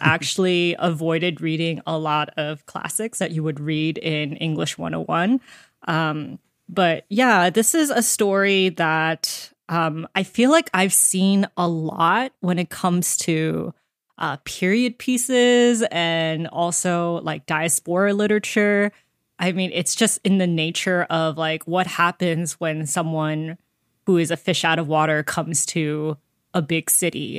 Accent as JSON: {"language": "English", "country": "United States", "said": "an American reader"}